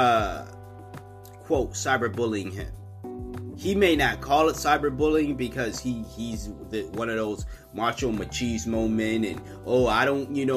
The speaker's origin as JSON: {"language": "English", "country": "United States", "said": "I record in America. I'm an American"}